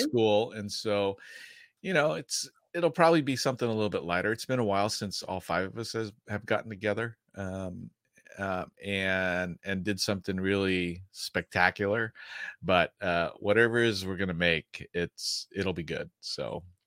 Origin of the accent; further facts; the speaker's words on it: Midwest, United States; I grew up in the Midwest